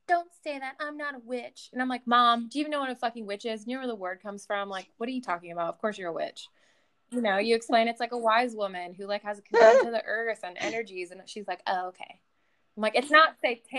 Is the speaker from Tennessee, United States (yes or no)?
yes; Clarksville, Tennessee, United States; also born or lived in New York; I grew up in Clarksville, which is not as small as your hometown